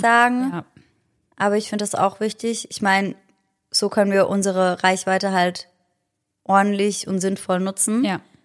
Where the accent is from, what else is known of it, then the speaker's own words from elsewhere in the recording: Germany; bei uns in Deutschland